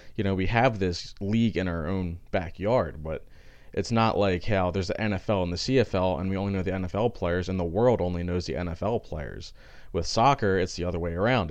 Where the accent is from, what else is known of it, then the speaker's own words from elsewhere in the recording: Philadelphia, Pennsylvania, United States; I'm from Philadelphia